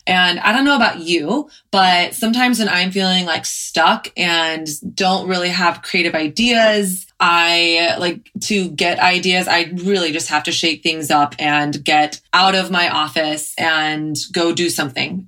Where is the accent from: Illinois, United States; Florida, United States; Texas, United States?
Texas, United States; moved away as an adult; now in New York, United States; I grew up in Texas